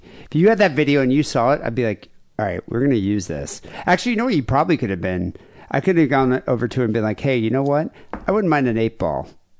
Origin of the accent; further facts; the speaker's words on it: Michigan, United States; I grew up in Michigan.